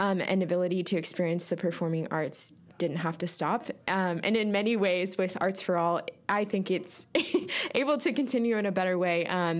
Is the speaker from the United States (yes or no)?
yes; Kansas City, United States; moved away as an adult; now in Lincoln, United States; I grew up in Kansas City, and I saw so many great performances there